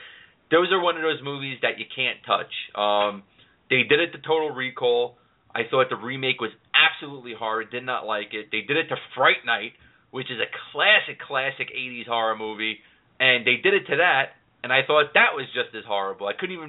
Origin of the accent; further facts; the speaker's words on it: New York City, New York, United States; You know, Jeff and I, we're both city guys. He's from Philly. I'm from New York City.